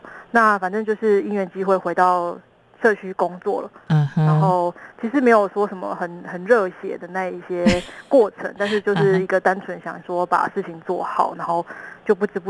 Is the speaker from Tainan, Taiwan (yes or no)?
yes; Qigu District, Tainan, Taiwan; 我是在地人。